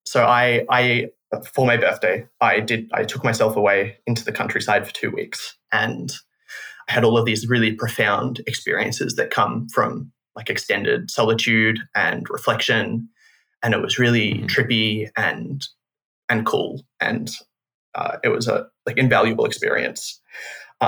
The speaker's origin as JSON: {"language": "English", "town": "Melbourne", "region": "Victoria", "country": "Australia", "said": "I'm from Naarm or Melbourne in Australia"}